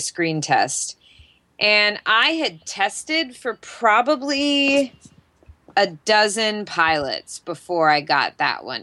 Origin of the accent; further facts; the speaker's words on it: Jacksonville, Florida, United States; moved away; I grew up in Jacksonville, Florida